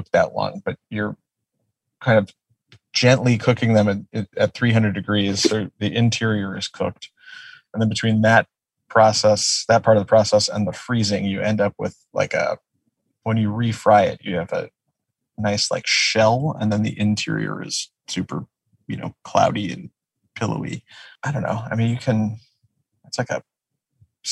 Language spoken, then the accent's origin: English; outside of Detroit, Michigan, United States; now in Los Angeles, United States; I grew up outside of Detroit